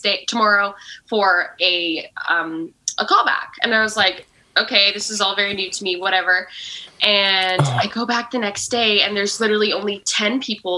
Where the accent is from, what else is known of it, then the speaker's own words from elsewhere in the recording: Canada; I'm from Canada.